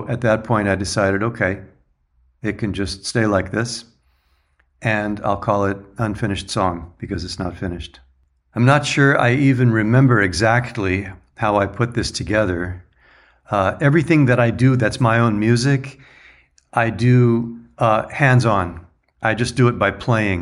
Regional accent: Laguna Beach, California, United States; also born or lived in New York / Germany; now in San Diego, United States; Laguna Beach is where I was born and grew up

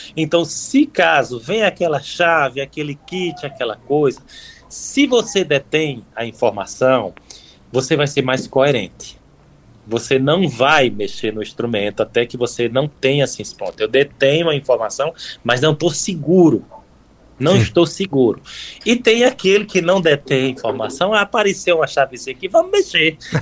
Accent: Campina Grande, Paraíba, Brazil; moved away as an adult; now in Paris, France; sou natural, sou paraibano, né? De Campina Grande, na Paraíba

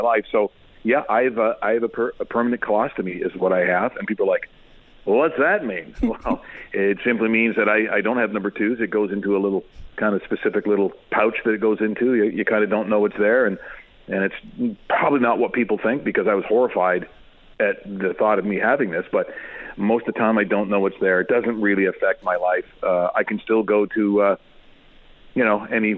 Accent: Ontario, Canada; also born or lived in Calgary, Alberta; I obviously born and raised in Ontario and worked the majority of my life, except for those 6.5 years in Calgary.

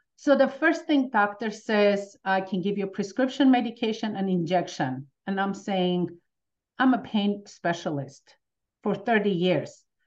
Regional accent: Armenia; now in United States; coming from Armenia, as soon as we, with my family, we moved

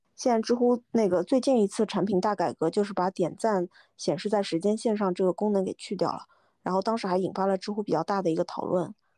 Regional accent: Shanghai, China; moved away as an adult; now in Beijing, China; 我其实是上海人

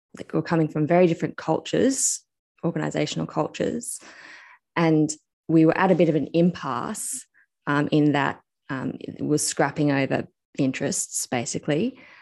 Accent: Australia; I'm actually Australian

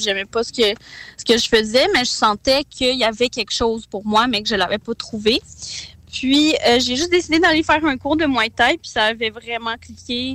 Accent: Quebec, Canada; also born or lived in Kazakhstan; je suis née au Kazakhstan. Puis, dans le fond, je suis d'origine russe du Kazakhstan. Euh, mais j'ai immigré ici avec mes parents quand j'avais trois ans, fait que je suis pas mal euh, un petit mix là, tu sais, québécoise

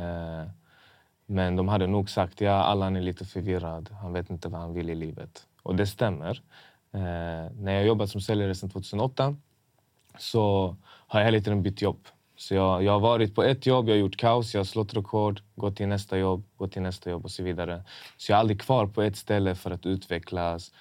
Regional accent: Malmö, Skåne, Sweden; accent: importig dialekt; Min dialekt var annorlunda. Jag hade lite så här importig dialekt. Även, om jag, även om jag är född här

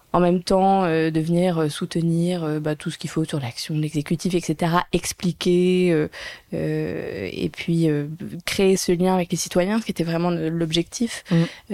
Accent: Monaco; also born or lived in London; je viens de Monaco

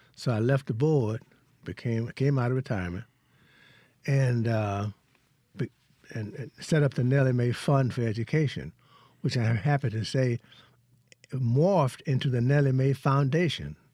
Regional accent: Hollandale, Mississippi, United States; moved away; also born or lived in Vicksburg, Mississippi; I'm from Hollandale

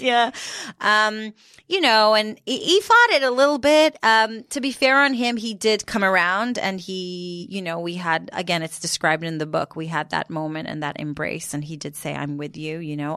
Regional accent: Jerusalem, Jerusalem District, Israel; moved away as an adult; now in United Kingdom; so I grew up in Jerusalem

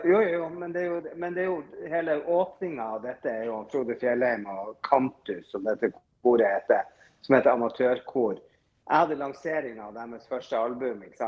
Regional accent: Northern Norway, Norway; Jeg er nordlending

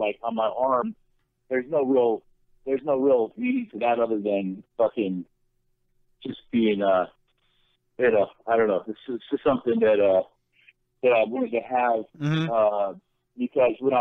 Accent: California, United States; also born or lived in Tennessee; I'm from the South, and I'm from California

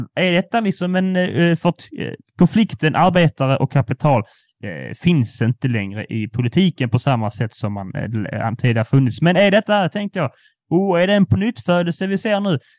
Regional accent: Skåne, Sweden; vi som skåningar

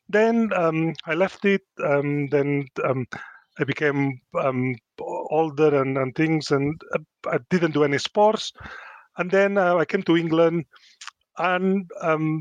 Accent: Spain; English is a second language; moved away as an adult; also born or lived in Luton; now in Chesterfield, United Kingdom; I come from Spain, it's quite a macho culture. If you ask any boy, it's changing a bit, but when I was growing up, everybody wants to be a footballer or a matador.

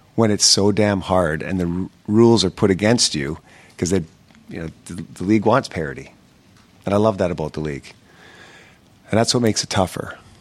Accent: Canada; especially being a Canadian kid growing up

